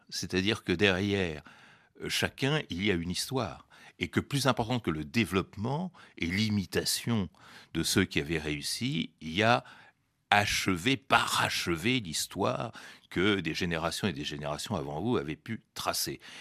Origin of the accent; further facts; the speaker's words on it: France; que je m'intègre totalement dans la société française